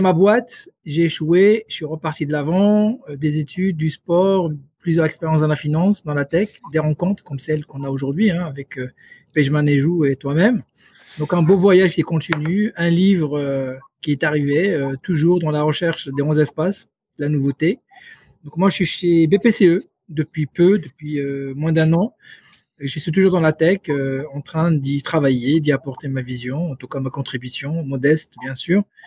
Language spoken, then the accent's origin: French; Rabat, Rabat-Salé-Kénitra, Morocco; moved away as an adult; also born or lived in Paris; originaire du Maroc. J'ai passé toute mon enfance, mon adolescence à Rabat